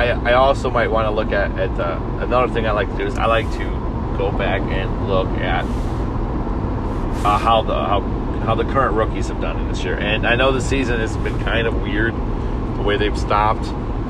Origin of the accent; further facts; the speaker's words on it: Wisconsin, United States; growing up in Wisconsin